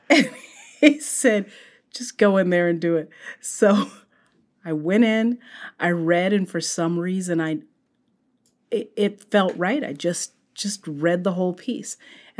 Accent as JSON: {"language": "English", "town": "Sacramento", "region": "California", "country": "United States", "tie": "born or raised there", "said": "No, I grew up in Northern California."}